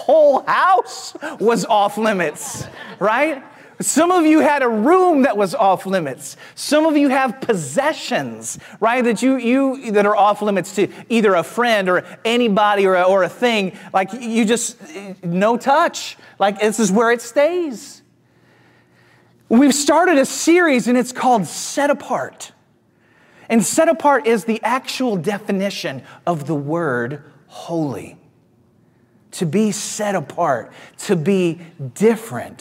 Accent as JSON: {"language": "English", "town": "St. Louis", "region": "Missouri", "country": "United States", "tie": "born or raised there", "said": "I grew up in Missouri in the Midwest. I grew up in St. Louis"}